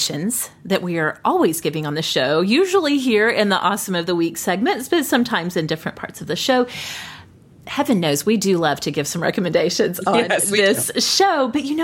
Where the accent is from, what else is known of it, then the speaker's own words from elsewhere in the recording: southern Oklahoma, United States; moved away as an adult; now in Oklahoma City, United States; my hometown in southern Oklahoma